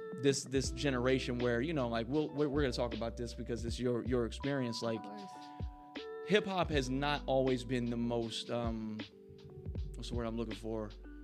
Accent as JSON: {"language": "English", "region": "Midwest", "country": "United States", "moved": "as an adult", "lives_now": "Las Vegas, United States", "said": "I love Vegas, man. It's like my second home, and I'm from the Midwest, so you know it's a completely new environment for me."}